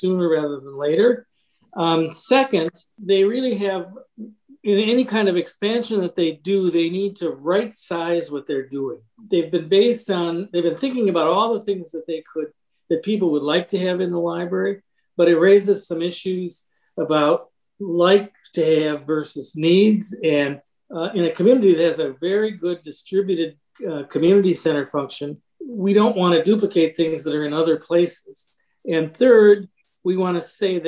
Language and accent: English; Michigan, United States; also born or lived in Chicago; now in Lake Forest, United States; originally from Michigan and the city, but have lived in Lake Forest for almost a half century